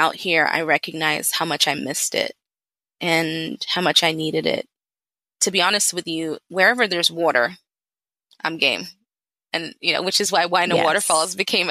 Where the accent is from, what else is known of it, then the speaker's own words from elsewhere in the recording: Atlanta, Georgia, United States; also born or lived in London, England; I'm originally from London, half Nigerian, half Ghanaian, born in England, raised in Atlanta